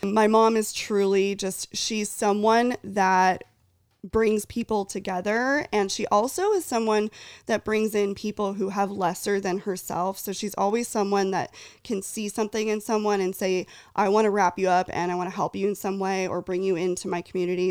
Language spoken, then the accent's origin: English; near Fresno / Ventura, Central California, United States; I grew up in Central California, originally near Fresno, Clovis, Fresno, shout out. And then my family grew, uh, moved to Ventura